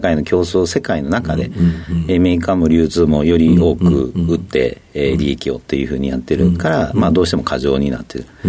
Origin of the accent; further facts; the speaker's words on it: Toyonaka, Osaka, Japan; 大阪の豊中っていうとこ出身です。